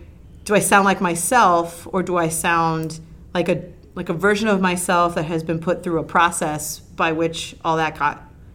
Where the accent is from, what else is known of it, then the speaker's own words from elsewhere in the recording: Miami, Florida, United States; well, we need to go all the way back because I am from Miami and that's the natural way of talking.